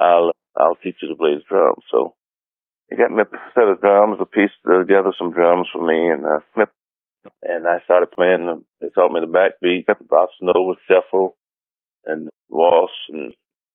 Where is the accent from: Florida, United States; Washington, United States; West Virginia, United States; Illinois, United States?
Florida, United States; Daytona Beach; I was born in 1943 in Daytona Beach, April 13th